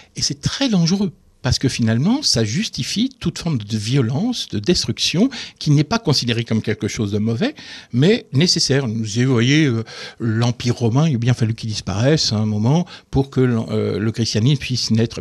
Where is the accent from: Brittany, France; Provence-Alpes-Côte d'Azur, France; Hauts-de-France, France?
Hauts-de-France, France; the North; now in Moselle, France; je suis originaire du Nord